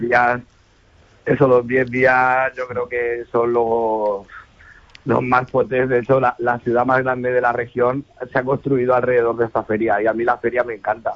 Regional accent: Albacete, Castilla-La Mancha, Spain; soy manchego de pura cepa. Mi madre de Cuenca y mi padre de la Mesa de Alcaraz. Y he nacido en Albacete y he pasado mm. eh, treinta y pico años de mi vida en Albacete.

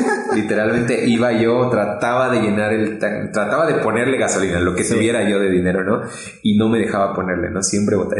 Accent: State of Mexico, Mexico; now in Puebla, Mexico; yo soy del Estado de México. Actualmente estamos en Puebla, ¿no? Pero eh, nací en el Estado de México

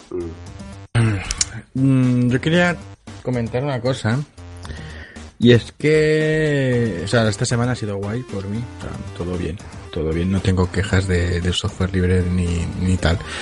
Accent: Catalonia, Spain; accent: Catalan; se me nota un poco que soy catalán

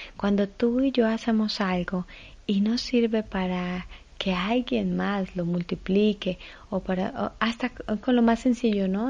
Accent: Ibagué, Tolima, Colombia; Yo nací en Ibagué. Ibagué es la ciudad musical de Colombia.

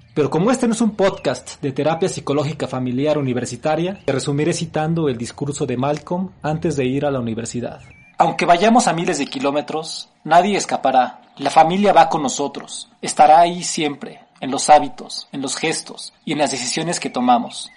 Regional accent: Mexico; also born or lived in Mexico City; now in Apango, Mexico; vivir cerca del campus central de la máxima casa de estudios en mi país

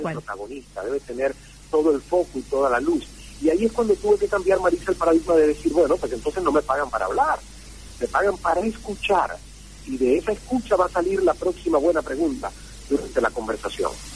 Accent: Santiago de Cuba, Cuba; moved away as an adult; la emisora provincial de Santiago de Cuba, donde yo nací y crecí

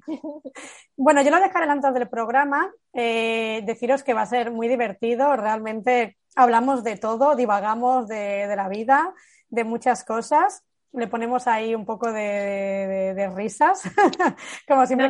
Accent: Barcelona, Catalonia, Spain; yo soy de Barcelona

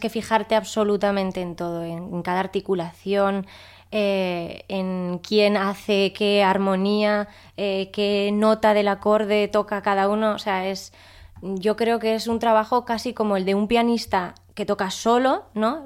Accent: Pamplona, Navarre, Spain; Yo de Pamplona

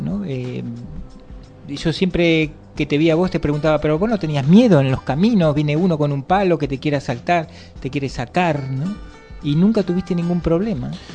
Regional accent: Argentina; now in Valencia, Spain; nosotros venimos de Argentina

